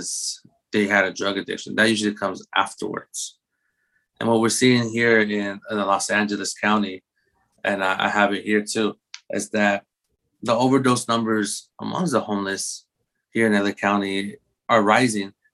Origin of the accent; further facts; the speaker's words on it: Guatemala; my background, I'm from Guatemala, so Latinx background